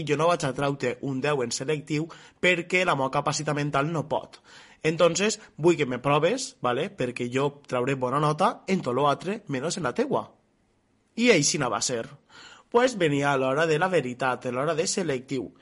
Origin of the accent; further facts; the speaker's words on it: Artana, Valencian Community, Spain; jo soc d'Artana